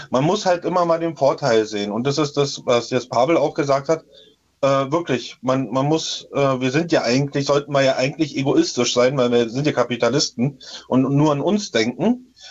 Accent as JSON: {"language": "German", "town": "Töplitz", "region": "Brandenburg", "country": "Germany", "tie": "born or raised there", "said": "Und beim, in meinem Heimatdorf in Töplitz, äh, da wurden auch auf, äh, bei uns auf dem Dorfplatz"}